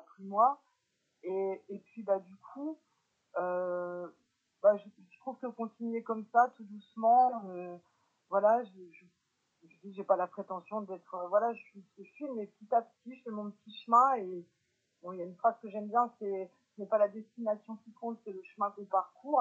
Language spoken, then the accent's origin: French; Lorraine, Grand Est, France; also born or lived in Paris region / Bergen, Netherlands; now in Lyon, France; je suis Lorraine à la base